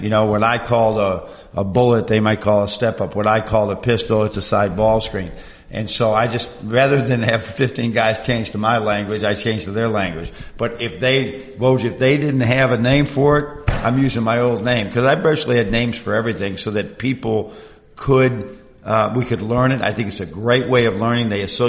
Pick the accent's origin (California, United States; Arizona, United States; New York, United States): New York, United States; Buffalo; also born or lived in Michigan; you know, I grew up in the Buffalo area. I've been in Michigan. You know, I've been in this Rust Belt, Lake Ontario, the changes.